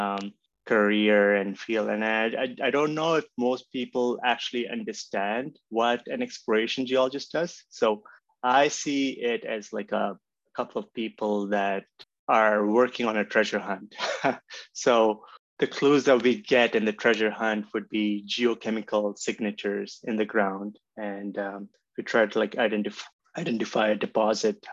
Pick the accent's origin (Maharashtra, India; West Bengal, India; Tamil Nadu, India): Maharashtra, India; Mumbai; moved away as an adult; now in Canada; I grew up in mostly in Mumbai